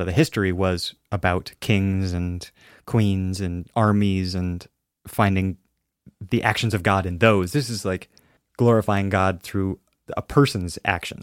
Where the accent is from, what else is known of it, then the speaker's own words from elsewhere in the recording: Alaska, United States; I'm from Alaska, and, uh, we're very close to Russia